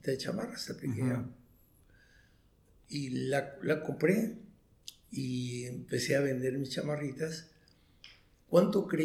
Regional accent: Chihuahua, Mexico; born there; yo nací en Chihuahua, en, Chihuahua, un pequeño pueblo de Chihuahua, muy, un lugar minero, donde todos los mineros tienen problemas con sílice

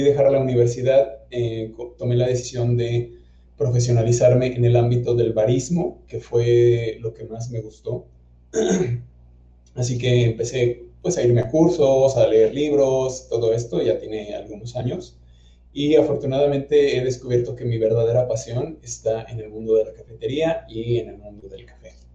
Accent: Hidalgo, Mexico; moved away as an adult; now in Guanajuato, Mexico; yo soy originario del estado de Hidalgo, en México, pero vine a la ciudad de Guanajuato a estudiar

